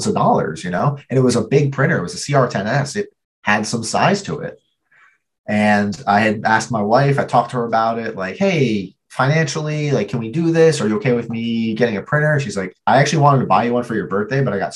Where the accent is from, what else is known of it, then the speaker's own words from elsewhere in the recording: New Jersey, United States; I grew up in New Jersey